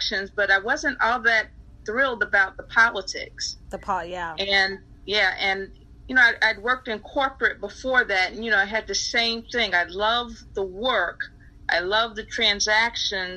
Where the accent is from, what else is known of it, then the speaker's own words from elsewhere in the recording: Chicago, Illinois, United States; I grew up in North Lawndale in Chicago, on Chicago's west side.